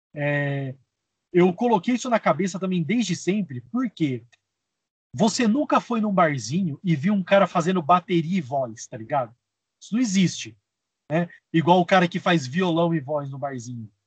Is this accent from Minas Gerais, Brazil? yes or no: no; Espírito Santo do Pinhal, São Paulo, Brazil; eu sou do interior de São Paulo, uma cidade chamada Espírito Santo do Pinhal